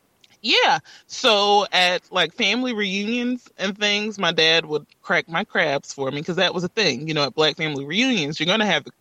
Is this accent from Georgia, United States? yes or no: yes; South Georgia, United States; I already have people questioning if I'm really from South Georgia just because of my diet.